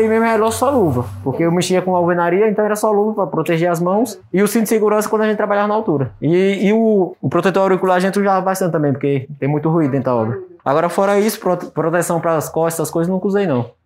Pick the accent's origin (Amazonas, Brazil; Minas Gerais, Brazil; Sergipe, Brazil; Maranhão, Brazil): Sergipe, Brazil; now in Carapicuíba, Brazil; Eu sou sergipano, sou natural do Sergipe, e hoje eu tô morando aqui em São Paulo, Carapicuíba.